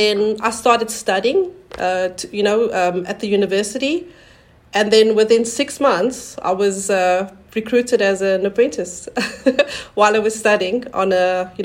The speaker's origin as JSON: {"language": "English", "country": "South Africa", "also_born_or_lived": "New Zealand / France", "moved": "as an adult", "lives_now": "Versailles, France", "said": "I'm from South Africa and I've been here for about 20 years now"}